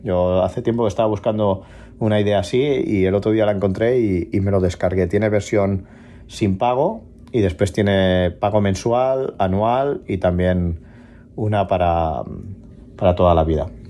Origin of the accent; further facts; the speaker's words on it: La Canonja, Catalonia, Spain; now in Barcelona, Spain; de La Canonja, pero ahora vivo en Barcelona